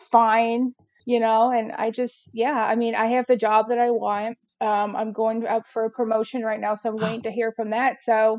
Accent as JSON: {"language": "English", "area": "outside Chicago", "region": "Illinois", "country": "United States", "moved": "as an adult", "lives_now": "Nashville, United States", "said": "I'm originally from outside Chicago. So I moved down here in 2007 to Nashville."}